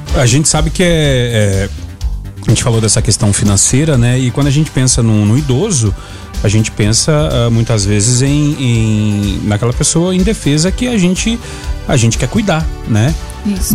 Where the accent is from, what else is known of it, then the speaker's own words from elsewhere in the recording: Rio Grande do Sul, Brazil; eu sou do Rio Grande do Sul